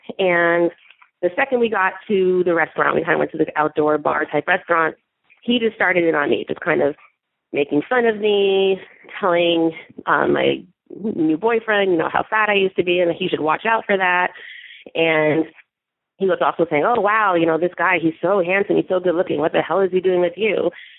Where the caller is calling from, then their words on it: California, United States; I'm calling from California. I am a 33-year-old African-American straight woman.